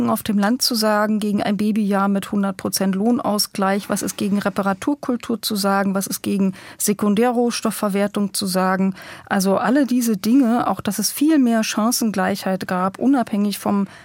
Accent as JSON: {"language": "German", "region": "Brandenburg", "country": "Germany", "said": "Aber in Brandenburg, wo ich herkomme, da ist halt der Gauland unterwegs und der Kalbitz."}